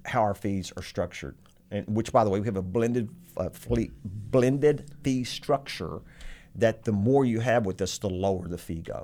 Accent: Texas, United States; I'm very Texan, very country boy

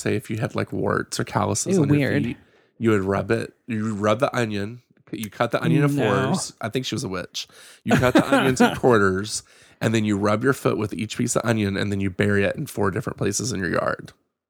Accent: Virginia, United States; Growing up in Southwestern Virginia, that's about the only options you have.

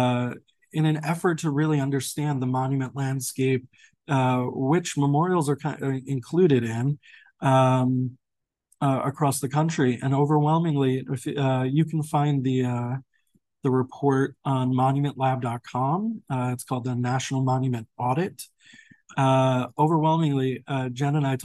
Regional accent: New York, United States; moved away; being a New Yorker too, and my father actually passed, he was a sanitation worker for 21 years in New York

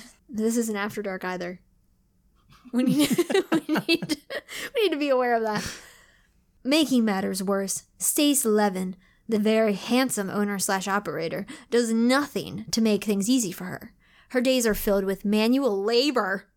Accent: Maryland, United States; we're from Maryland. We're not from the South.

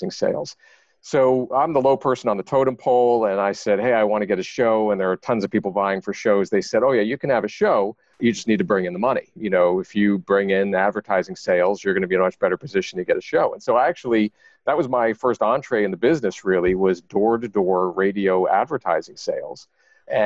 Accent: Long Island, New York, United States; I grew up on Long Island in New York

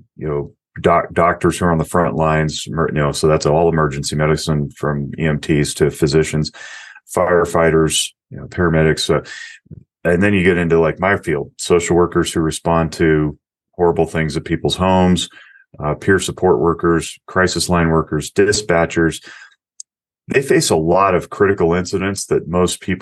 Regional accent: Nevada, United States; Las Vegas, Nevada, my home state

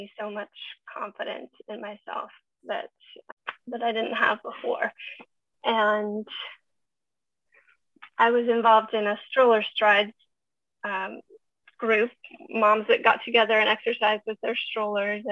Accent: Montana, United States; now in Vancouver, Canada; I grew up in Montana in the middle of nowhere.

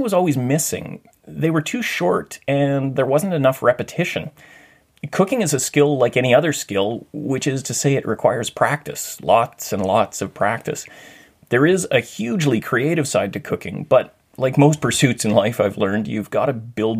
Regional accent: Thunder Bay, Ontario, Canada; moved away as an adult; now in Vancouver, Canada; During high school, I'd worked in a commercial kitchen in a hotel called the Valhalla Inn in my hometown of Thunder Bay.

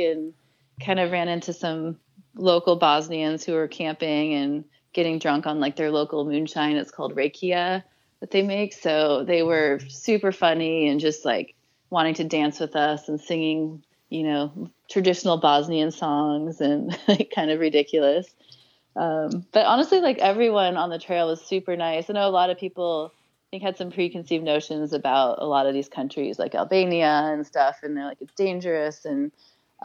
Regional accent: United States; it probably helps being American in a lot of these countries

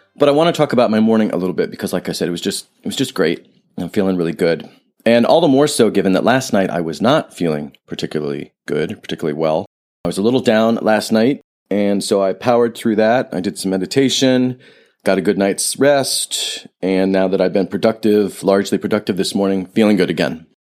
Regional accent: Ohio, United States; moved away; I grew up in Ohio, nothing wrong with Ohio

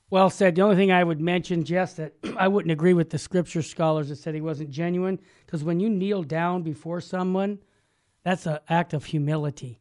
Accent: Arizona, United States; moved away; I was born in Arizona

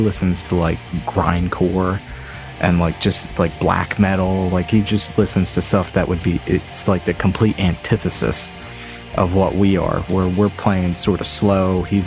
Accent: Atlantic City, New Jersey, United States; I grew up in around Atlantic City

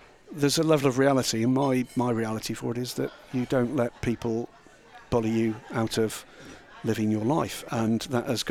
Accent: Epsom, South East England, United Kingdom; my hometown for the Derby, the big horse race there. That's about a 10-minute walk from the house.

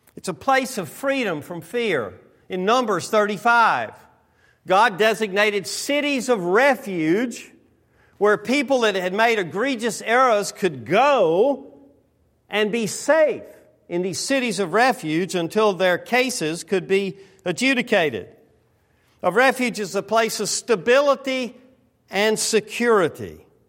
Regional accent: the South, United States; now in West Coast, United States; I'm from the South.

